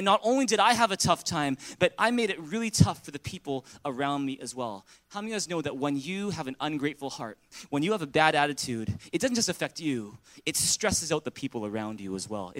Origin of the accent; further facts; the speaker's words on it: Vancouver, British Columbia, Canada; first language English; also born or lived in Taiwan; I was born here in Vancouver. I was born in Richmond General Hospital, just a couple blocks down the road. And, you know, I grew up speaking English.